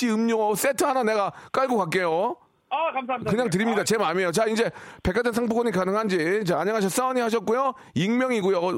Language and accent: Korean; Gyeongju, North Gyeongsang, South Korea; moved away as an adult; also born or lived in Seoul; 계림 경주 출신입니다.